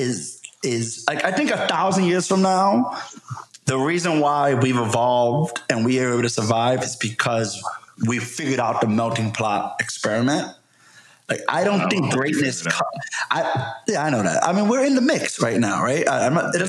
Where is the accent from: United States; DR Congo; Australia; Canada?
United States; I'm still proud of being American